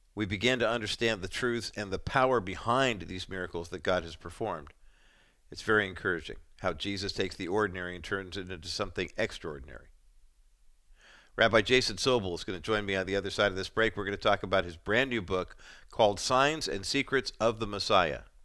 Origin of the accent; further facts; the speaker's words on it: Orange County, California, United States; also born or lived in East Whittier, California; I was born in East Whittier and then moved to Orange County when I was seven